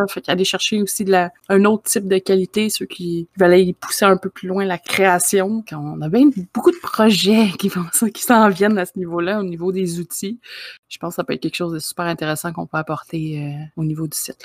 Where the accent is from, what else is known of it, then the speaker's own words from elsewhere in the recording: Quebec, Canada; je suis euh, du Québec aussi